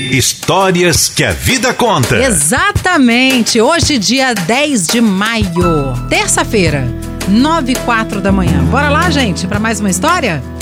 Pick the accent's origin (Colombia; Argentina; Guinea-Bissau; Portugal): Argentina; Portuguese is a second language; now in Guarapari, Brazil; Bom, eu sou uma irmã né, de vocês. É isso aí, sou argentina. E quando eu tinha 18 anos, eu vim conhecer o Espírito Santo com alguns amigos.